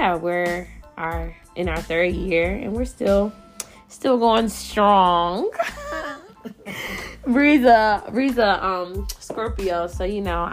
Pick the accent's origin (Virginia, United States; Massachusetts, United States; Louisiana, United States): Virginia, United States; Richmond; moved away; I'm from Richmond